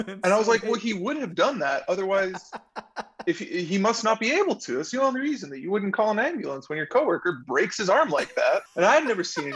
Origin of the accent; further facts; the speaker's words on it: La Habra, California, United States; living in Southern California, especially growing up in La Habra